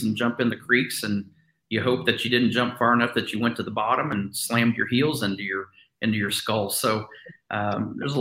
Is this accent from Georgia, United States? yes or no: no; Southern Indiana, United States; I grew up in Indiana, in Southern Indiana, and as a Midwest family